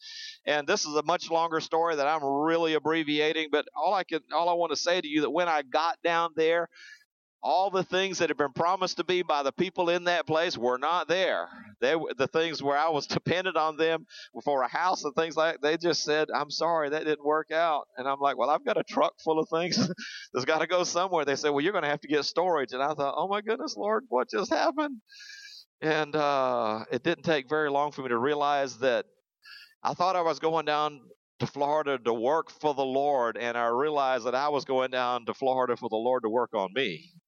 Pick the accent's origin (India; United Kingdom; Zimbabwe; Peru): Zimbabwe; also born or lived in South Africa; I grew up over in Africa. My parents were missionaries over there, born in South Africa, lived there 2 years. We moved to the country of Rhodesia and went through the 10 years of war before it came to Zimbabwe.